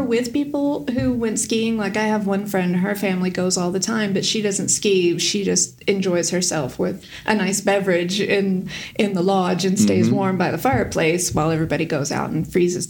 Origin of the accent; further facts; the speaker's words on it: Texas, United States; accent: American; moved away as an adult; now in Sweden; I'm from Texas